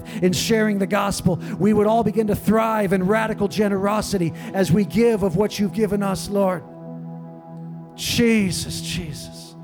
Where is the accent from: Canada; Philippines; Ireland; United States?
United States; San Diego, California; now in Kauai, United States; When I was a kid, you know, I grew up in San Diego